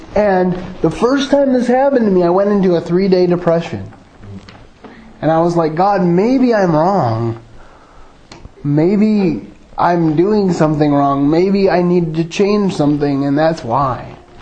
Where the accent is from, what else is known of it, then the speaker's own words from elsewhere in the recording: Grand Rapids, Michigan, United States; also born or lived in Jackson, Michigan; for the greater part of my childhood, I was raised in um, suburban Grand Rapids, and but I was born in Jackson, Michigan